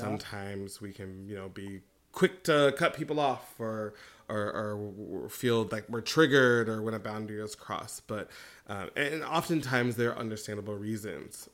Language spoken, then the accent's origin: English; United States; moved away; also born or lived in Beijing; I was American